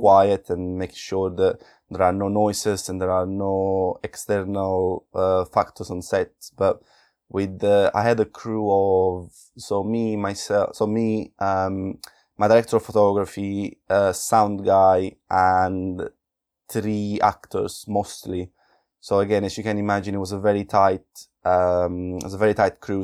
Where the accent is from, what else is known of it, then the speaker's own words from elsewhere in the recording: Naples, Campania, Italy; moved away; coming from Naples in southern Italy